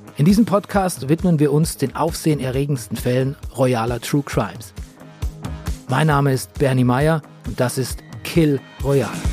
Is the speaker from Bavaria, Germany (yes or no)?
yes; Bavaria, Germany; in meinem Heimatland Bayern.